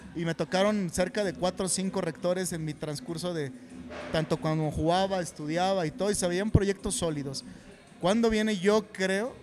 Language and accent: Spanish; Ixtapan de la Sal, State of Mexico, Mexico; Yo nací en Ixtapan de la Sal.